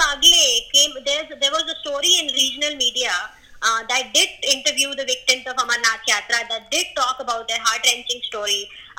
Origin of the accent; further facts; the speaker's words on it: India; As a Indian, every single Indian needs to listen